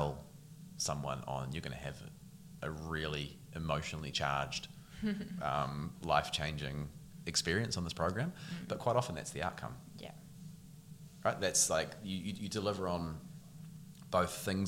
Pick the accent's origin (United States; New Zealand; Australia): New Zealand; Taranaki; also born or lived in Qatar; Coming from Taranaki, my dad has worked in oil and gas for quite a few years. And so when I was five, we moved to the Middle East along with another couple of Kiwi families